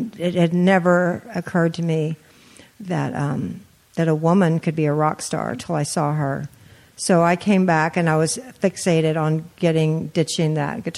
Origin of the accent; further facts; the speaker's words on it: Austin, Texas, United States; I grew up in Austin, Texas